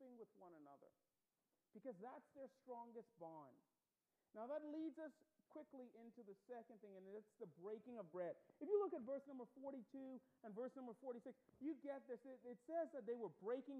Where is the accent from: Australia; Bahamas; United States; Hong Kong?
Bahamas; accent: Bahamian; moved away as an adult; I grew up in the Bahamas. I was born there, raised there